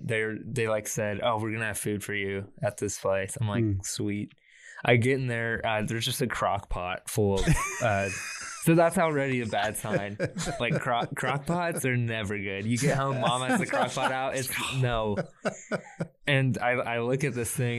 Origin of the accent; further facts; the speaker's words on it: Boerne, Texas, United States; moved away as an adult; now in Nashville, United States; I'm from here. I grew up in Bernie